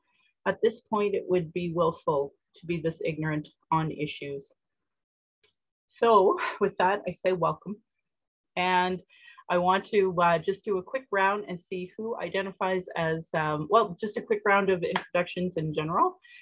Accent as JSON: {"language": "English", "town": "Calgary", "region": "Alberta", "country": "Canada", "tie": "born or raised there", "said": "I was born in Calgary or in Blackfoot Mokinstis as … an English name which has afforded me privilege in an English colonial world. My mother is Northern Slavey Dene or Satu Dene"}